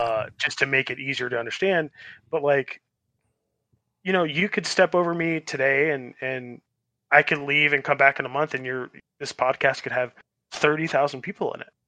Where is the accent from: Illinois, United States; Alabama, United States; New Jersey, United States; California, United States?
California, United States; Los Angeles; moved away; also born or lived in Long Beach / Arizona; I'm a West Coast boy. I grew up in Los, uh, Los, Los Angeles and, like, Long Beach, and then I moved to Arizona